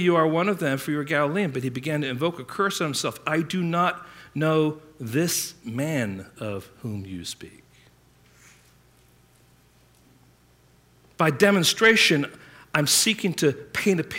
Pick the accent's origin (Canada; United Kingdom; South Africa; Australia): United Kingdom; England; I grew up in England